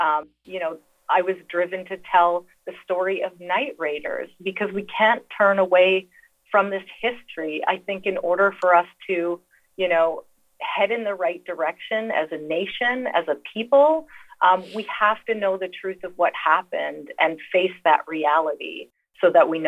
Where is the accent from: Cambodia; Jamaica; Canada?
Canada; northern Saskatchewan; I am Cree and Métis. So I'm from the Midwest of Canada in northern Saskatchewan, which is above North Dakota.